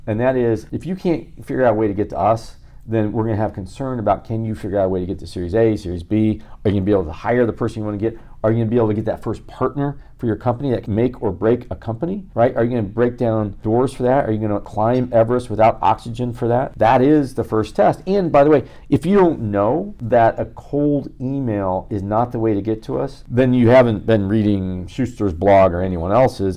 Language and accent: English; Midwest, United States; now in Los Angeles, United States; I'm a formerly nice guy from Midwest. Well, I'm still from Midwest